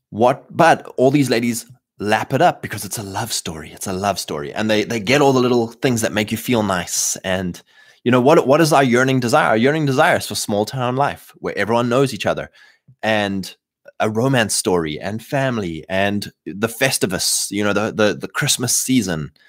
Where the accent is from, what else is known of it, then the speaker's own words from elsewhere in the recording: Canada; Welcome, fine sir. I'm Canadian.